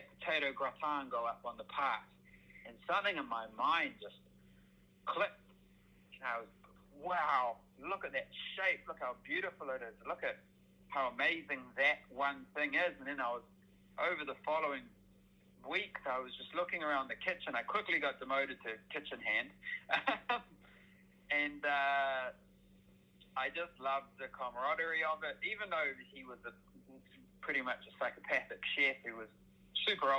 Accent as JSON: {"language": "English", "region": "Auckland", "country": "New Zealand", "tie": "born or raised there", "said": "I've moved back to my home city of Auckland"}